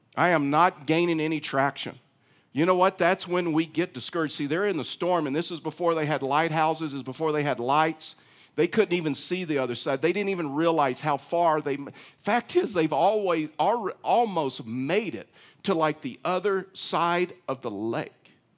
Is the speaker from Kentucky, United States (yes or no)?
no; East Texas, United States; I was raised in East Texas